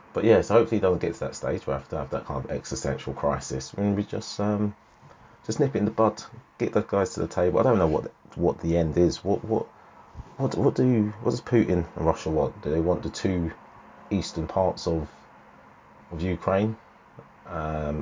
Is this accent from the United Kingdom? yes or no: yes; United Kingdom; here in the UK